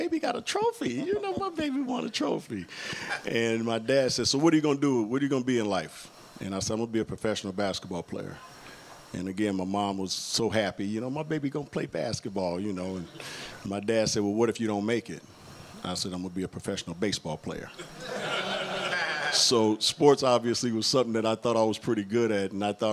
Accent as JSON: {"language": "English", "town": "Inglewood", "region": "California", "country": "United States", "tie": "born or raised there", "also_born_or_lived": "Utah"}